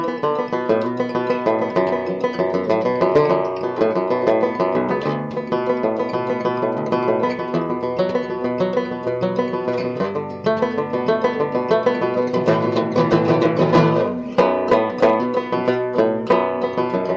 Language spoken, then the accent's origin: English; San Francisco Bay Area, California, United States; I grew up in the San Francisco Bay Area